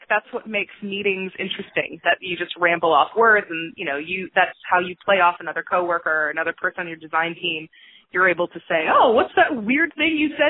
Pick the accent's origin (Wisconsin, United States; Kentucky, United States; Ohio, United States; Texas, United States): Texas, United States; Cypress; now in Dallas, United States; I grew up in North Houston, Cypress, and it was a lot of fun